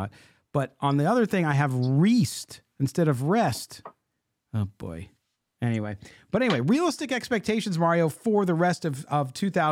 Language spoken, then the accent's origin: English; San Diego, California, United States; moved away; also born or lived in Midwest; growing up in San Diego, that's what I grew up on.